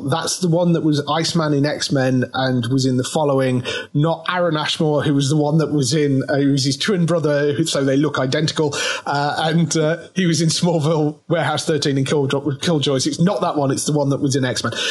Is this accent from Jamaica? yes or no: no; Midlands, United Kingdom; accent: Midlands; Midlands rather than northern.